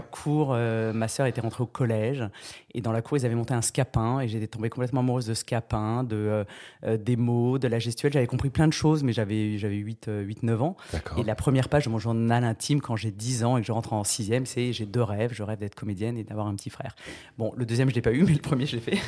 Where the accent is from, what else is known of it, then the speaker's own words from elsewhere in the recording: France; je viens de Charente et du Tarn-et-Garonne